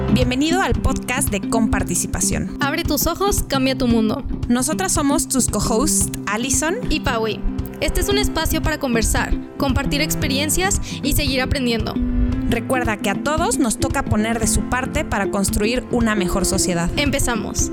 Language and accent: Spanish; Mexico